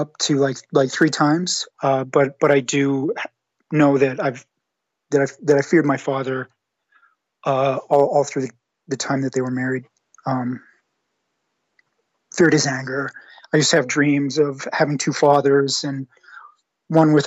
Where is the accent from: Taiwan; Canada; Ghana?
Canada; moved away as an adult; now in Western Canada; I'm Canadian. I live out west. And I'm originally from the same province as where you're living right now. And I've lived out here for about 8 years